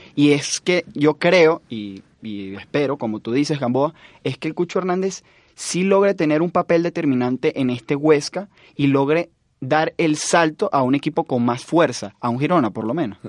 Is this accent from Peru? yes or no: no; Venezuela; Yo creo y espero muchísimo como venezolano